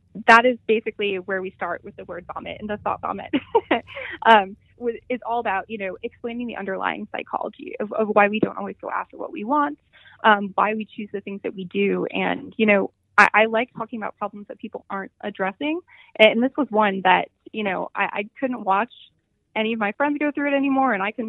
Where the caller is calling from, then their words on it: Ann Arbor, Michigan, United States; I am calling from Ann Arbor, Michigan, where we are having the best day of the year.